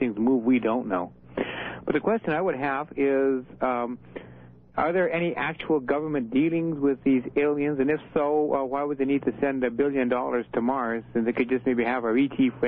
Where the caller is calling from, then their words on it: Edmonton, Alberta, Canada; Edmonton, Alberta, CJCA country.